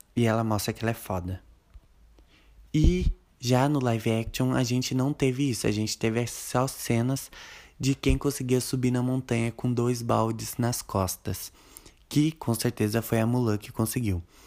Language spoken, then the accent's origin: Portuguese; Brazil; nós que somos brasileiros